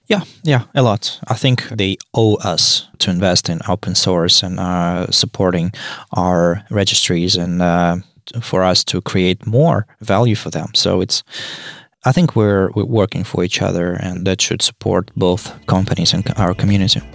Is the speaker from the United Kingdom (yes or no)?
no; Saint Petersburg, Russia; I'm from Saint Petersburg, Russia.